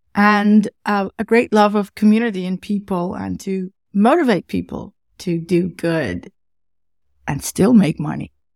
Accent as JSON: {"language": "English", "country": "Netherlands", "accent": "Dutch", "second_language": "English", "said": "originally from the Netherlands, something you can hear in my, um, in my accent, obviously."}